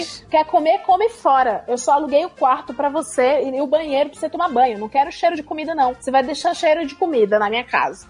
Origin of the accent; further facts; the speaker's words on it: Ceará, Brazil; moved away as an adult; eu sou do Ceará